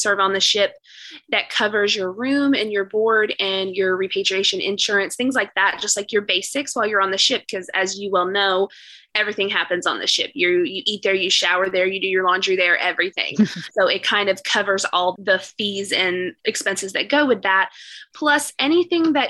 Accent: East Texas, United States; also born or lived in Dallas, Texas; I am from the East Texas area. My family was originally from

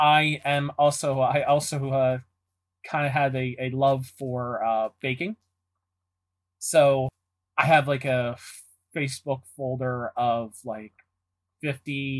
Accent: Philadelphia, Pennsylvania, United States; I'm born and raised in Philadelphia

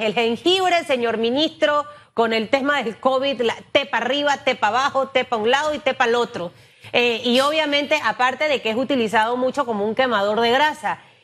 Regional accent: Panama; como panameños

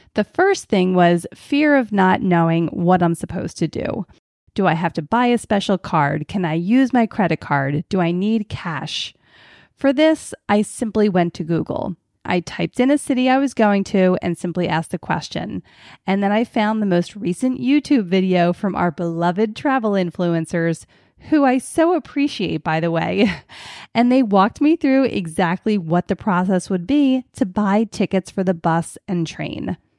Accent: Philadelphia, Pennsylvania, United States; growing up on Philadelphia's public transportation

